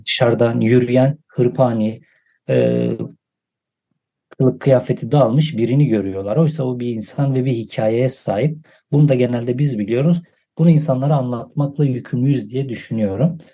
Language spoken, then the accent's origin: Turkish; Van, Turkey; also born or lived in Edirne; Van sınırında doğup büyüdüm.